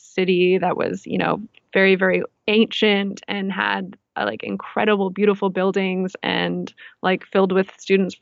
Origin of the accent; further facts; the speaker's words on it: Victoria, British Columbia, Canada; Yeah, so I'm from the island, Vancouver Island. I'm from Victoria, BC.